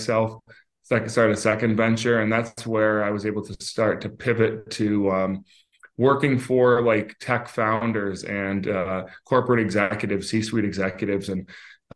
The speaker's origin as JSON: {"language": "English", "town": "Syracuse", "region": "New York", "country": "United States", "tie": "born or raised there", "also_born_or_lived": "Fairfax, Virginia", "moved": "as an adult", "lives_now": "Northern Virginia, United States", "said": "I was born in Inova, Fairfax. I grew up here until I was about six. I moved to upstate New York, just outside of Syracuse, for 16 years"}